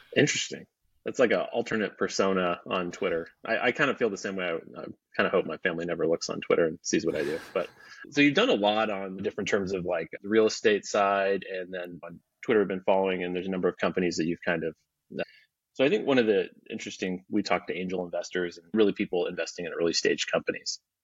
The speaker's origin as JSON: {"language": "English", "region": "Alaska", "country": "United States", "moved": "yes", "lives_now": "Texas, United States", "said": "I live in Texas. I'm, I'm from Alaska"}